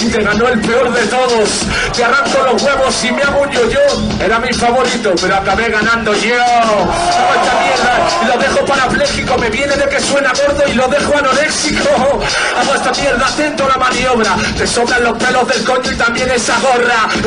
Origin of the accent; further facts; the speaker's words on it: Caracas, Capital District, Venezuela; born there; yo nací en Caracas